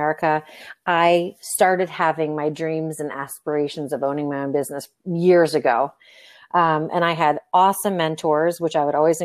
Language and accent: English; Florida, United States; moved away as an adult; now in Nevada, United States; I'm from Florida. I was there for about 38 years and then moved out here to Nevada